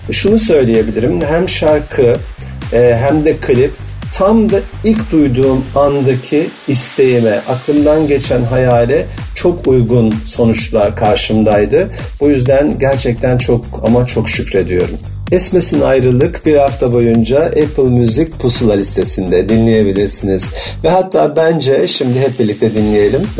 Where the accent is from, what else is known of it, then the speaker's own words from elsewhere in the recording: Black Sea Region, Turkey; born there; E, ben de Karadeniz'de doğdum